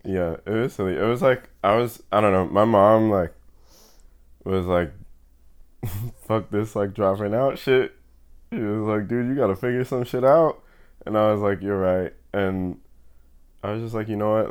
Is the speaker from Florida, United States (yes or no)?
no; New York City, New York, United States; I grew up in Fort Greene, Brooklyn